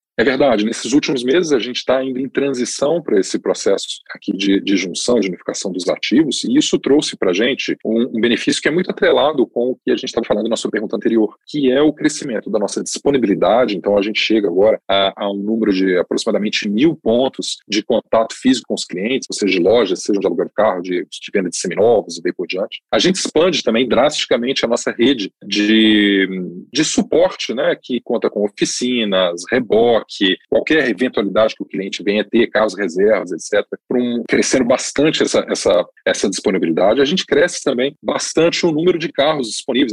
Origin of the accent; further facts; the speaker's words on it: Brazil; como brasileiros, como, né, moradores aqui